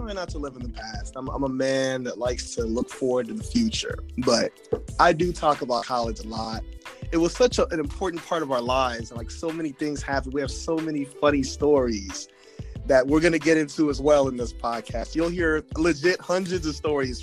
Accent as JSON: {"language": "English", "region": "West Coast", "country": "United States", "said": "I'm from the West Coast"}